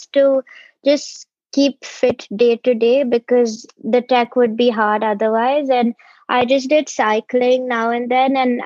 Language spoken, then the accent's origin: English; Bangalore, Karnataka, India; I'm from Bangalore